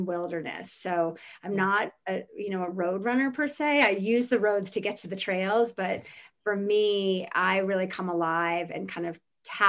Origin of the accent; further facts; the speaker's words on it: New Jersey, United States; moved away as an adult; also born or lived in Virginia / New York City, New York; my sister and I grew up in New Jersey. We lived in New Jersey with our mother